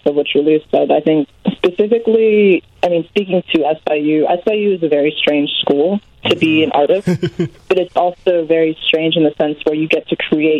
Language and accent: English; Carbondale, Illinois, United States; also born or lived in Chicago suburbs; Yeah, I born in Chicago, raised in the suburbs. But formative years in Carbondale.